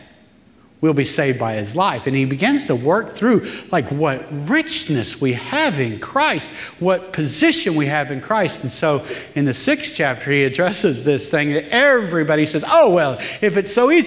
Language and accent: English; the Ozarks, United States; I'm from the Ozarks